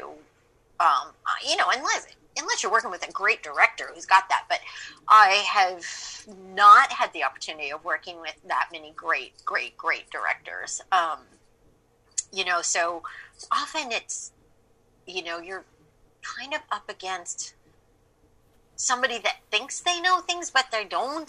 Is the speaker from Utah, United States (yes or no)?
no; Manhattan Beach, California, United States; also born or lived in Los Angeles; I'm from Los Angeles